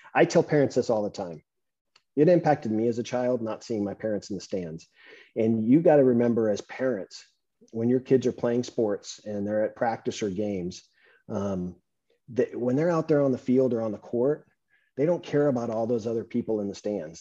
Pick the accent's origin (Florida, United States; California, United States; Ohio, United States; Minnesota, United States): California, United States; Southern; I'm um, Southern California